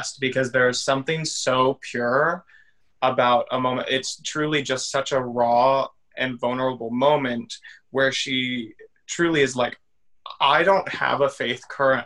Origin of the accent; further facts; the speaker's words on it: Missouri, United States; growing up in the Bible Belt, in the middle of nowhere in Missouri